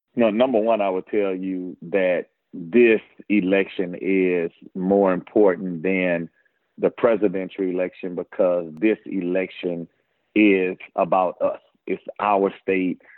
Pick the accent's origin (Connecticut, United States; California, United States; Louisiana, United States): Louisiana, United States; Baton Rouge; born and raised in Baton Rouge